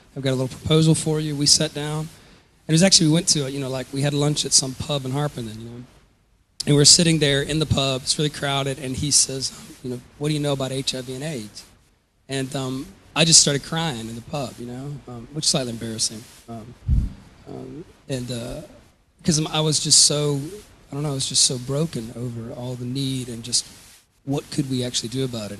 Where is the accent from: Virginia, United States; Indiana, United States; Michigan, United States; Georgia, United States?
Georgia, United States; moved away as an adult; also born or lived in Louisville, Kentucky / Atlanta, Georgia; I was born in Louisville, Kentucky, and I grew up in um, South Georgia and um, then in the Atlanta area of Georgia